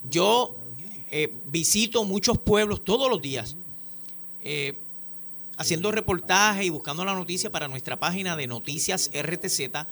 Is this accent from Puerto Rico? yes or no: yes; Puerto Rico; Tenemos que ser bien responsables eh, como puertorriqueños